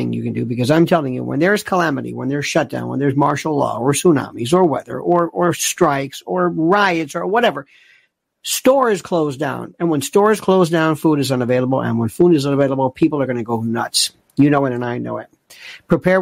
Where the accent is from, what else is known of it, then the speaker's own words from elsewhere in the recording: United States; I'm an American, and I oftentimes find problems with my country.